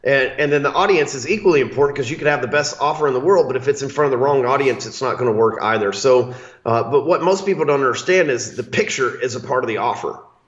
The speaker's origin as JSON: {"language": "English", "region": "the South", "country": "United States", "said": "Hell, I'm from the South. I just call him Kostas."}